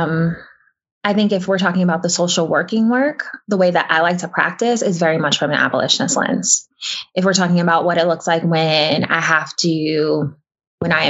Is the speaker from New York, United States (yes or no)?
yes; New York City, New York, United States; my building that I grew up